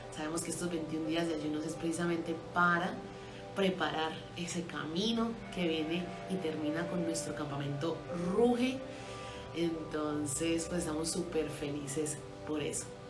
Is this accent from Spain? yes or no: no; Colombia; somos colombianos